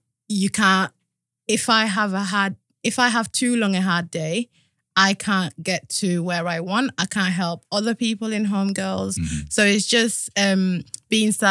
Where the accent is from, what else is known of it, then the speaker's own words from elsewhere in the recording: Yorkshire and the Humber, United Kingdom; moved away as an adult; also born or lived in Gambia; now in London, United Kingdom; I grew up in Yorkshire and then I moved to London for uni when I was 18, 19